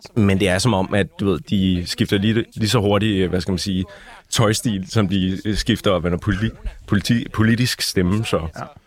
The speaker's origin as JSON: {"language": "Danish", "area": "North Zealand", "region": "Capital Region of Denmark", "country": "Denmark", "tie": "born or raised there", "also_born_or_lived": "Holte", "said": "Altså, jeg er jo fra Nordsjælland, originalt, der har boet der det meste af mit liv."}